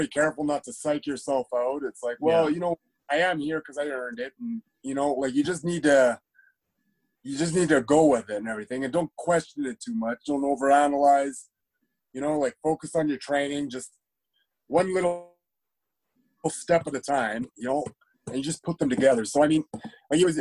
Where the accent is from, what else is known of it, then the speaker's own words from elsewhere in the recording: Calgary, Alberta, Canada; also born or lived in Iowa; I grew up in Calgary